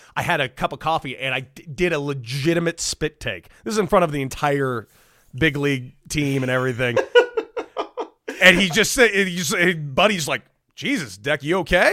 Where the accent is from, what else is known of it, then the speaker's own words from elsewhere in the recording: Santa Monica, California, United States; also born or lived in El Paso, Texas; I'm from Southern California. I'm from Santa Monica. I grew up a diehard Dodger fan